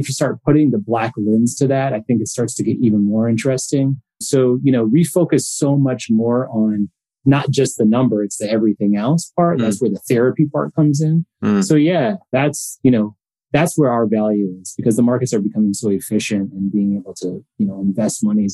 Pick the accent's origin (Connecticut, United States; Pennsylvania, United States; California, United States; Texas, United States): Connecticut, United States; moved away as an adult; now in Los Angeles, United States; a family that I grew up with in Connecticut.